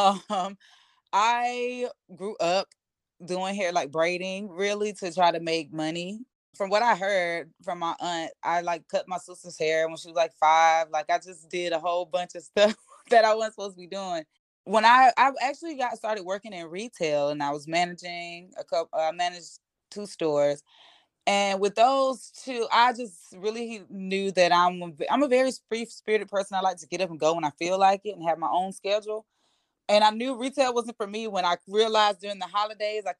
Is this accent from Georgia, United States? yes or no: yes; Albany, Georgia, United States; accent: deep Southern; also born or lived in Statesboro, Georgia; I was actually born in Statesboro. So shout out to Georgia Southern, but I was raised in Albany, Georgia